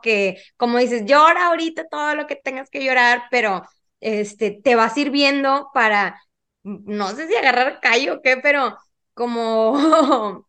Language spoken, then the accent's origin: Spanish; Monterrey, Nuevo León, Mexico; soy de Monterrey, Nuevo León